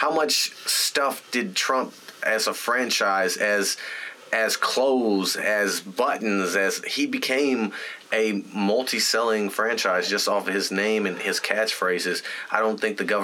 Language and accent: English; United States; as an American.